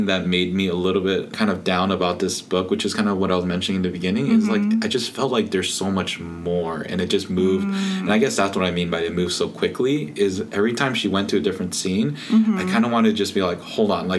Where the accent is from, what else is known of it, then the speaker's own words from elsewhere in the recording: United States; I am American second, because this is where I was born and this is where I was raised.